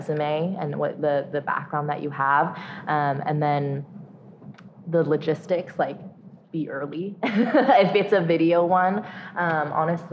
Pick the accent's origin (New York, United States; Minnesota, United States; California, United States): California, United States; San Francisco; I went to UC San Diego, born and raised in San Francisco. I'm first generation American